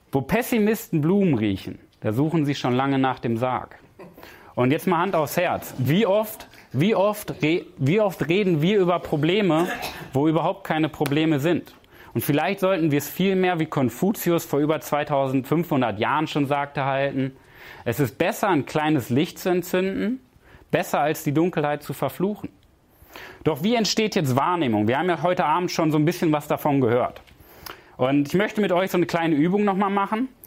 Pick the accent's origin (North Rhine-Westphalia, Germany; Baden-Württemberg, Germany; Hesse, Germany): North Rhine-Westphalia, Germany; Paderborn; Ich komme aus Paderborn und ich bin zu Gast in Berlin im Hotel.